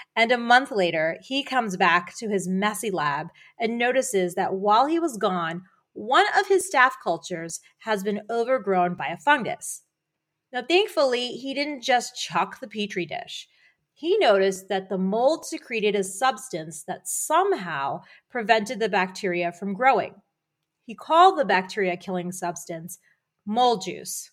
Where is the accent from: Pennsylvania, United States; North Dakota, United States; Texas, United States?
Pennsylvania, United States; near Philadelphia; moved away; also born or lived in Boston; I grew up near Philadelphia, and we both lived in Boston